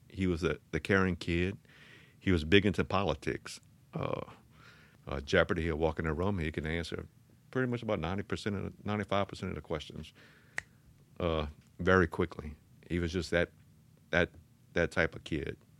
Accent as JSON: {"language": "English", "town": "Thibodaux", "region": "Louisiana", "country": "United States", "tie": "born or raised there", "said": "I grew up, uh, in Thibodeau off of Tiger Drive"}